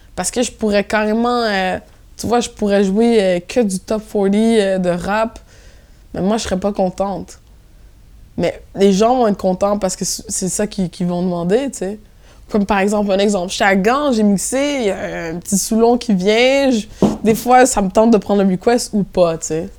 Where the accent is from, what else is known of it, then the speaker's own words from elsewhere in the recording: Montreal, Quebec, Canada; accent: Québécois; moved away as an adult; now in Brussels, Belgium; j'ai grandi à Montréal-Nord.